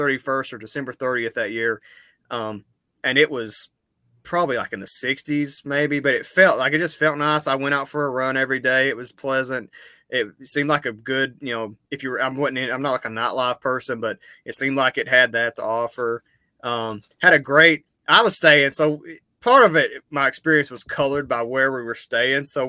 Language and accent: English; Eastern Kentucky, United States; I'm from Eastern Kentucky